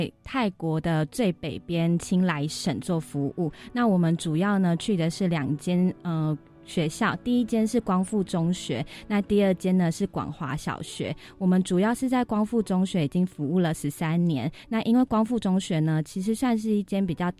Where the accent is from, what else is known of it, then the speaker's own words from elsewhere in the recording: Chiayi, Taiwan; 因为我本身我是嘉义人，然后住在平原，